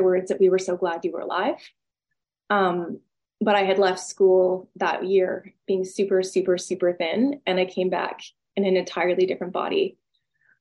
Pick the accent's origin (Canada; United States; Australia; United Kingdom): Canada; Vancouver, British Columbia; moved away; I'm from Vancouver originally